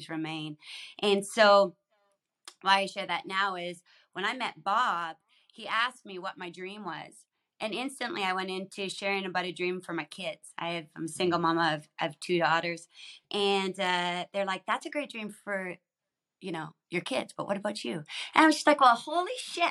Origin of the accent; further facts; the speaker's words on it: Saskatchewan, Canada; I grew up in Saskatchewan, so kind of above you